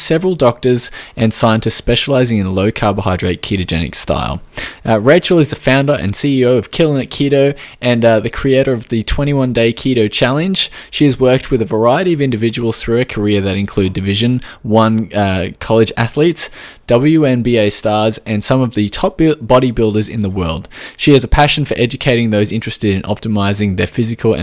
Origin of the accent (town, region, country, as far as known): Australia